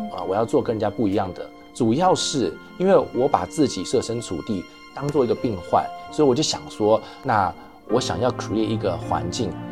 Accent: Taiwan; also born or lived in United States East Coast; now in Vancouver, Canada; 以前小时候在台湾的时候都是给这个舅舅看牙

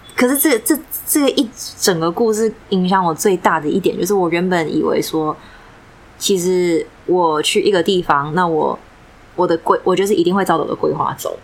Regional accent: Taiwan; 我自己是台湾人

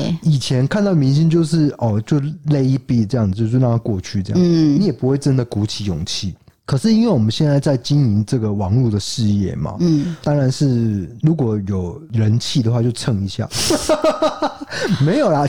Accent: Tainan, Taiwan; 可是我们台南人怎么可能遇得到啊？

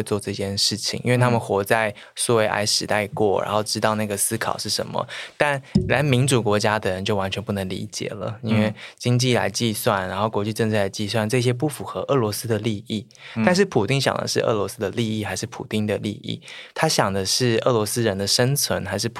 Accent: Taiwan; 就因为我来自台湾

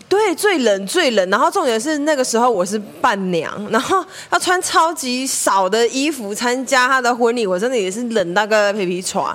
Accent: Taiwan; 我们来自台湾

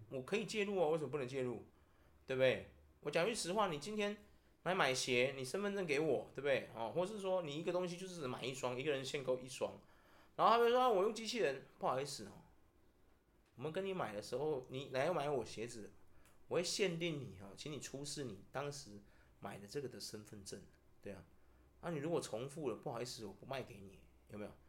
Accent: Taiwan; 我们台湾人又刚好是最没有民族性的种族

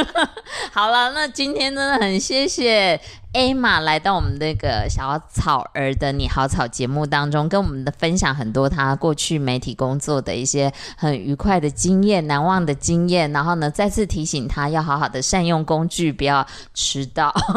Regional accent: central and southern Taiwan, Taiwan; 我们都是中南部的小孩啊，对，啊，主要我还是客家人

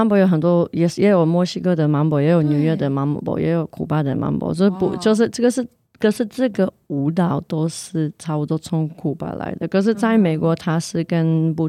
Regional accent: Canada; Chinese is a second language; also born or lived in Poland (ancestry); now in Taiwan; 然后是。我是波兰裔加拿大人，然后住台湾。

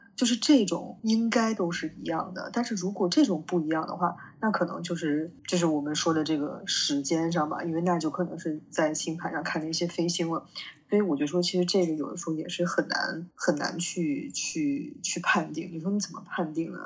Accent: Beijing, China; 我，就我是北京的嘛

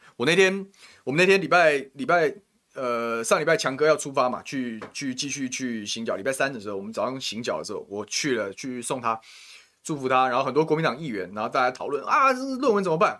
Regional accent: Taoyuan, Taiwan; 我们桃园人啊，不接受超跑仔了

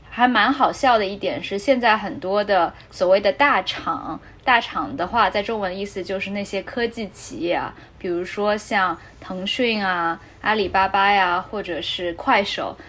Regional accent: Shanghai, China; moved away; 我是上海人

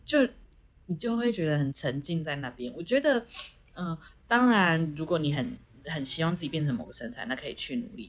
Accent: Taiwan; 我们回到我们台湾人的面孔

